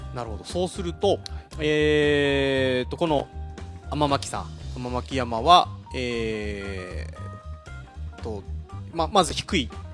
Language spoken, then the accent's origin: Japanese; Mashiko, Tochigi, Japan; 生まれも育ちも益子